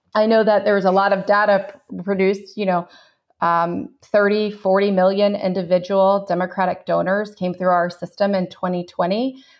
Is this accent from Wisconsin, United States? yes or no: no; Chapel Hill, North Carolina, United States; moved away as an adult; now in Tallahassee, United States; I grew up in another college town at the A C C, for those that watch A C C basketball, Chapel Hill, North Carolina.